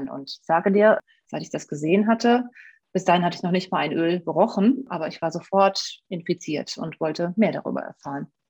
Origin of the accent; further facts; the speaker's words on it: Rhineland, Germany; born there; now in Essen, Germany; Ich lebe jetzt seit 20 Jahren in Essen, bin äh, gebürtiges Rheinlandpflänzchen.